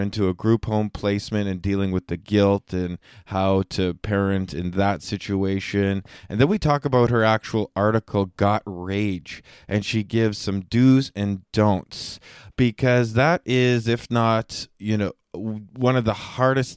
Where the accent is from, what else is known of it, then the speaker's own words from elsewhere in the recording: Canada; I am from Canada